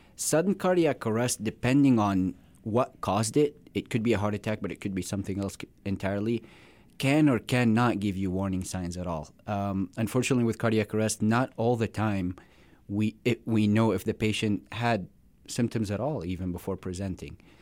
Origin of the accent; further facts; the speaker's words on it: Syria; moved away as an adult; also born or lived in Florida / South Dakota; now in Rapid City, United States; I was born in, uh, Syria. I came in here about, uh, ten years ago